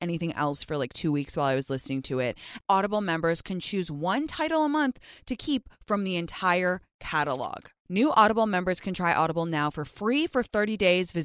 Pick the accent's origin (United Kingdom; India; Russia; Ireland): United Kingdom; England; moved away as an adult; now in United States; I grew up in England for the first 19 years